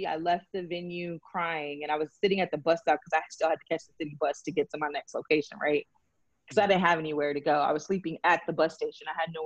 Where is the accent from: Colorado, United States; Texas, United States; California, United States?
Texas, United States; I'm from Texas